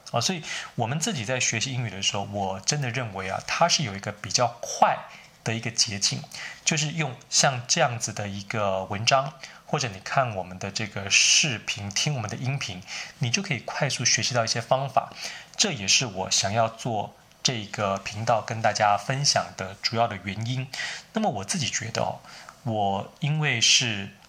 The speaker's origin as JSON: {"language": "Chinese", "country": "Taiwan", "also_born_or_lived": "United States", "accent": "Taiwanese", "moved": "as an adult", "said": "我，呃，是从台湾来的，从小不是在美国念书的"}